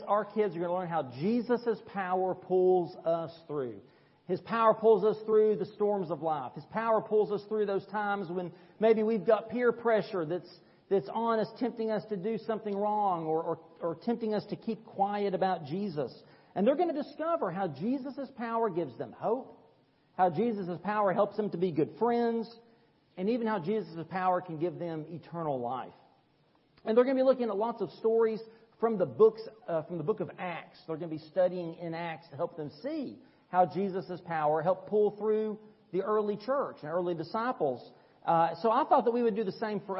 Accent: East Tennessee, United States; I'm from East Tennessee. We say turbines

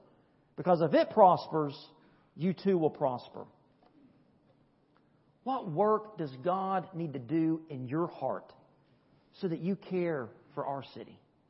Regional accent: United States; I am a Christian first, I'm an American second.

